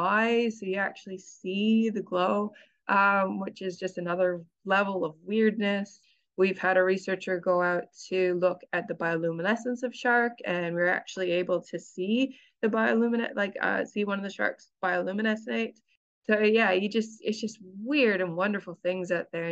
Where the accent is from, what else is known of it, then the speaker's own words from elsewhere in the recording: Canada; moved away as an adult; now in New Zealand; I'm originally from Canada, so I'm kind of used to growing up in very cold weather.